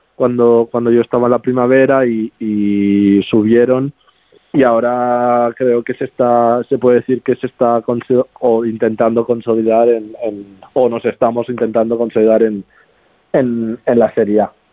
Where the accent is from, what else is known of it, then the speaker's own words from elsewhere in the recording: Barcelona, Catalonia, Spain; moved away as an adult; now in Italy; nací allí en Barcelona, vivo, bueno, vivía, ahora ya estoy viviendo aquí en Italia